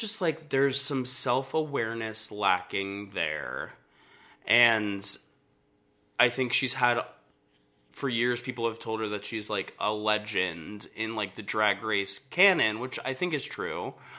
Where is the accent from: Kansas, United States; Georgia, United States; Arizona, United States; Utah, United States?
Georgia, United States; Atlanta; I grew up in Atlanta